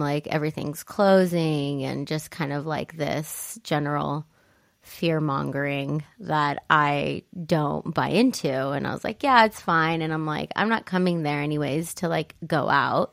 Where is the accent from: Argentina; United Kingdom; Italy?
Italy; now in United States; growing up in Italy